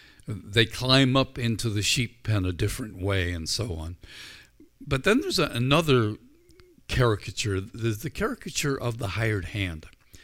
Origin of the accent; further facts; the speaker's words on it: Northern Ireland, United Kingdom; I grew up in Northern Ireland where sheep are plentiful.